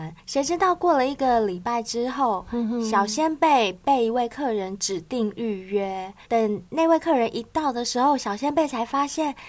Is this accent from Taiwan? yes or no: yes; southern Taiwan, Taiwan; 我自己本身也是从南部上来的，我也不是台北人